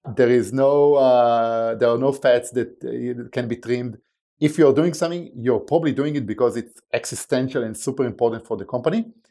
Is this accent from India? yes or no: no; Israel; English is a second language; moved away as an adult; now in United States; as you can probably tell by my accent, I wasn't born and raised in the States. Uh, I was born in Israel, uh, where at the age of eighteen, I joined, uh, the military